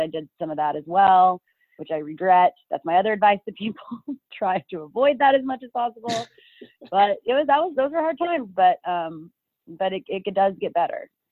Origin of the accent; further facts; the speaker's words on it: Dallas, Texas, United States; also born or lived in Austin, Texas / Midland/Odessa, Texas; I grew up in the Dallas area